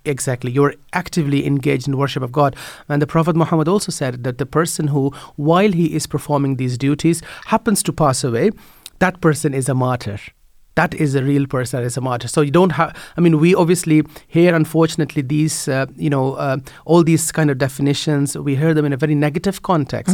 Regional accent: Netherlands; moved away as an adult; now in Ireland; I grew up in the Netherlands

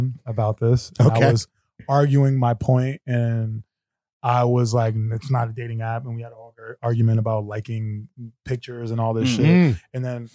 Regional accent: New York, United States; I'm from New York.

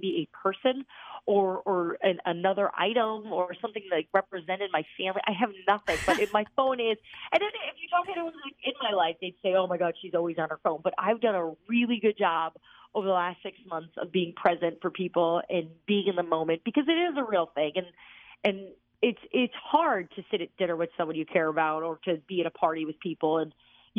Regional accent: New Jersey, United States; moved away; also born or lived in Virginia; I'm from New Jersey

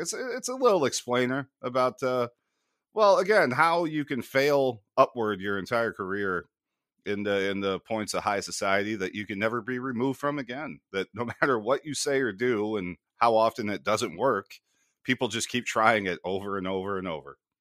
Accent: United States; growing up in American sports culture

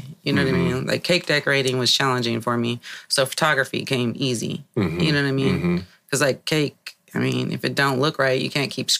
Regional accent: Hayward, California, United States; I actually grew up in Hayward, California.

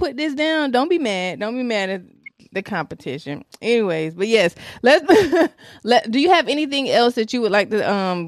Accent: Tennessee, United States; moved away; I grew up in Tennessee

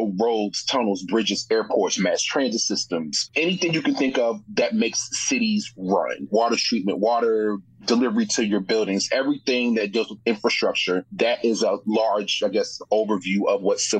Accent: Baltimore, Maryland, United States; also born or lived in Chicago, Illinois; now in Washington, D.C., United States; I'm originally from Baltimore, which is a hit to my username, which I'll share later on. But I grew up in Chicago.

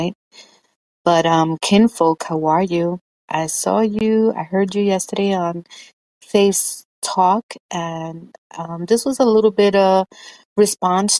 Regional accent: New York City, New York, United States; I grew up in Washington Heights

